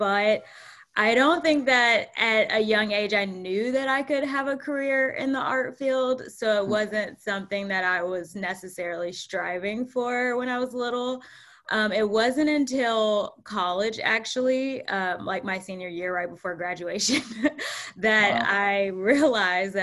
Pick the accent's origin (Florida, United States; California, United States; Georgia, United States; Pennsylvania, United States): Georgia, United States; Atlanta; moved away as an adult; also born or lived in Harlem, New York; now in New York, United States; we grew up together right outside of Atlanta, on the South Side.